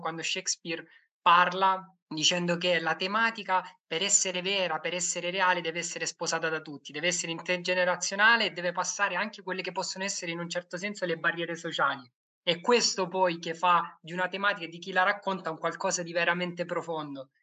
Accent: Lecce, Apulia, Italy; Io vengo, io vengo da Lecce

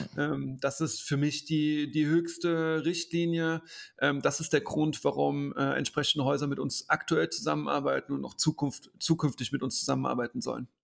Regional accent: Koblenz, Rhineland-Palatinate, Germany; in Koblenz, meiner Heimatstadt

